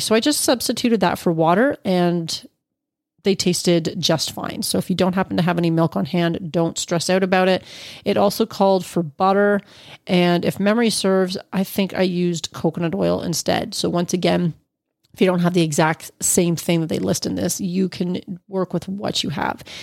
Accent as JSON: {"language": "English", "region": "Ontario", "country": "Canada", "tie": "born or raised there", "said": "he hails from my hometown"}